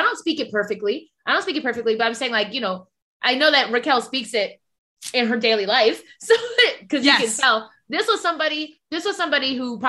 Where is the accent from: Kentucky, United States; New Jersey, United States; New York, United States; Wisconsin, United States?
New Jersey, United States; Paterson; first language Spanish; English is a second language; I was born in Paterson, New Jersey. I ain't never been to Dominican Republic. Well, I did when I was 4, but that doesn't count. And my first language was Spanish. My first language was Spanish.